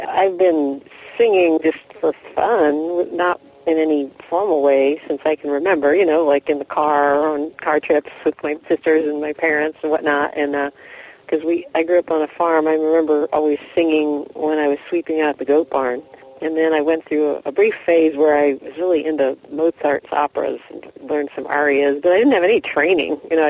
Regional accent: North Carolina, United States; now in Tacoma, United States; And we moved to Tacoma in 1990 from North Carolina.

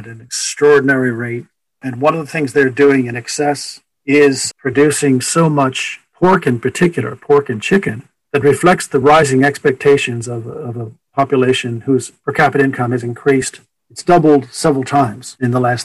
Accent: United States; as Americans

